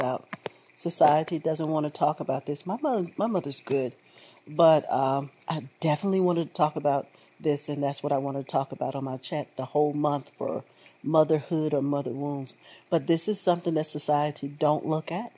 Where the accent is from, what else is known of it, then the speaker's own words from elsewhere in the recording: United States; I was born here in America